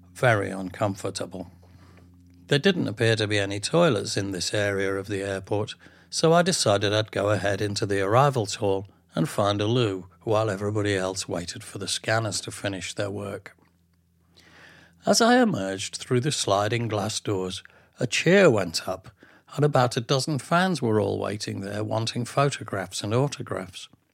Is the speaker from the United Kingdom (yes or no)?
yes; England, United Kingdom; being being English